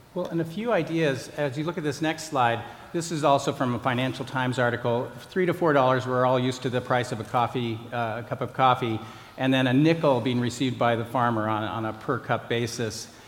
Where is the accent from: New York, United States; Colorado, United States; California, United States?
Colorado, United States; I grew up in Colorado.